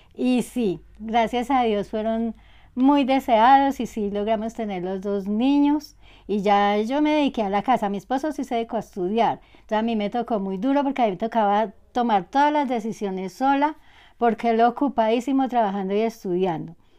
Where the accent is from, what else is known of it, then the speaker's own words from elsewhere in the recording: Villamaría, Caldas, Colombia; vengo de Villa María Caldas